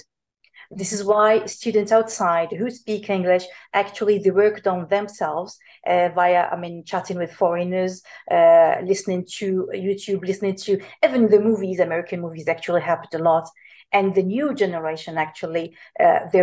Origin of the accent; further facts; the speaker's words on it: Algeria; Algerian tertiary lecturers, including me